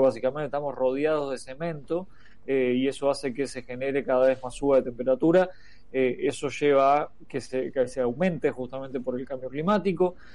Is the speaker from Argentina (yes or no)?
yes; Argentina